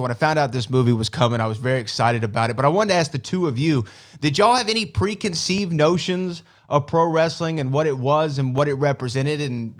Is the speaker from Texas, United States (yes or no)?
yes; Texas, United States; I'm from Texas.